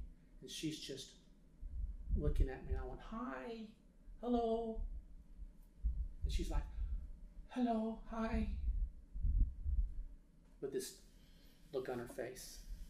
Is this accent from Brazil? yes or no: no; Beirut, Beirut Governorate, Lebanon; A lot of violence, so much violence in Lebanon at that time. We are from Beirut.